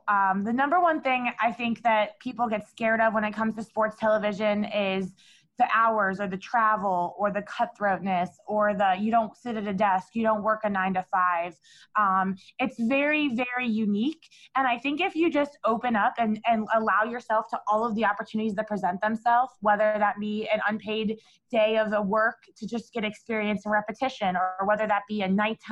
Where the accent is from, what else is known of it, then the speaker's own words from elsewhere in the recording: Cleveland, Ohio, United States; my hometown team, the Cleveland Cavaliers